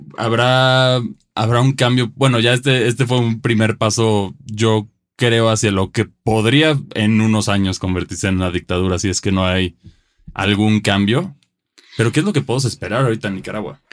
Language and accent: Spanish; Mexico; como mexicanos